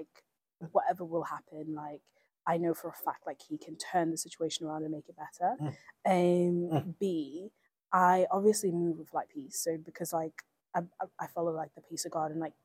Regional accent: Norway; now in United Kingdom; I grew up in Norway

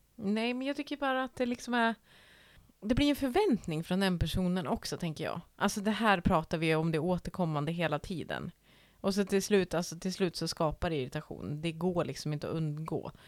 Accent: Norrland, Sweden; som norrlänning

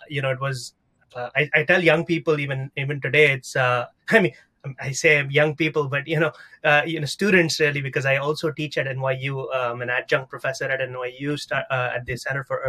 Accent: South India, India; moved away as an adult; now in New York City, United States; I'm originally from South India. I've been in the United States for about 16 years now

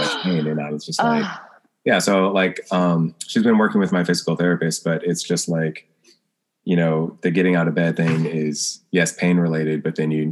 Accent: the South, United States; I'm from the South

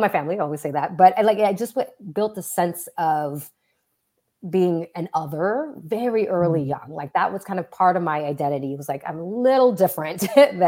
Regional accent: Southern California, United States; I grew up in Southern California

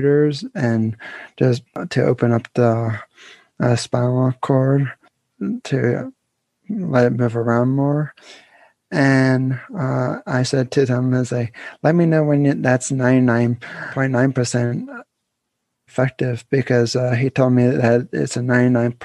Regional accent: Pennsylvania, United States; I'm from Pennsylvania. I'm still living there

